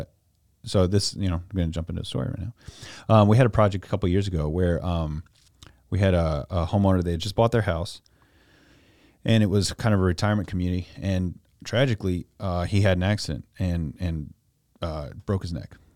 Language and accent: English; Louisa County, Virginia, United States; I grew up out in Louisa County